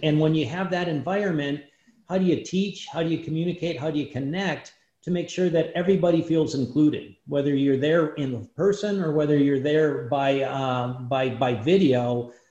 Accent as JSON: {"language": "English", "town": "Iron Mountain", "region": "Michigan", "country": "United States", "tie": "born or raised there", "said": "my hometown in Iron Mountain"}